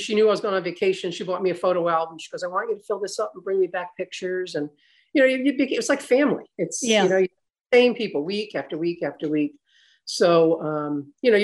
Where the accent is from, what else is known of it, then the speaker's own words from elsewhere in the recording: Newport, Rhode Island, United States; also born or lived in Charleston, South Carolina; we moved here when I was 2. My dad was in the Navy. So I was born in Charleston, South Carolina. Then he was stationed up here in Newport